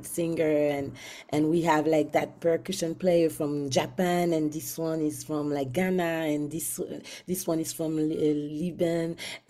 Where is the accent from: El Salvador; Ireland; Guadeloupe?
Guadeloupe; moved away as an adult; now in Montreal, Canada; I'm from Guadeloupe, but I've been based in Montreal for a very long time.